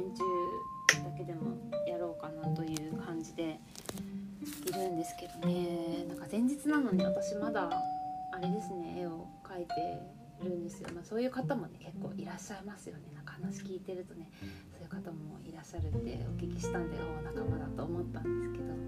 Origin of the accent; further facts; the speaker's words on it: Yamagata, Japan; 私の地元の山形県